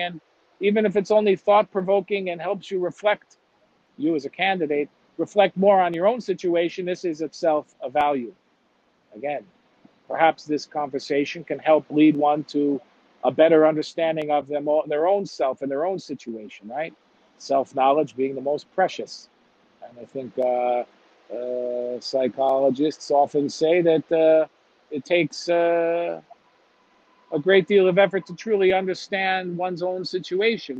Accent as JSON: {"language": "English", "town": "Chicago", "region": "Illinois", "country": "United States", "moved": "yes", "said": "I'm from Chicago"}